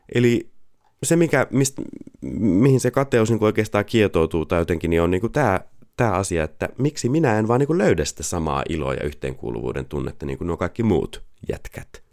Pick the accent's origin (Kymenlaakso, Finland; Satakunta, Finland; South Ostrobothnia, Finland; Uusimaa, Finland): Satakunta, Finland; Pori; Pori on mun rakas kotikaupunki. Sieltä mä olen kotoisin ja siellä mun sydän on